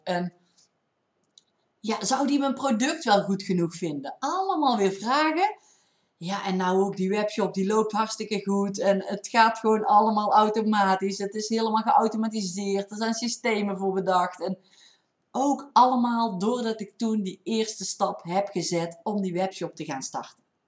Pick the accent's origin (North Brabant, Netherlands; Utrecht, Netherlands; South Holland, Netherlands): North Brabant, Netherlands; accent: Brabants; ik heb wel een Brabants accent